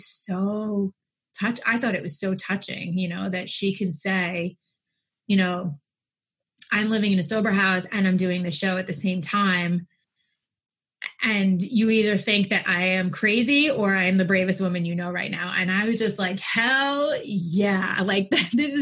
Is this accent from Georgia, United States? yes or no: no; New York, United States; I'm from New York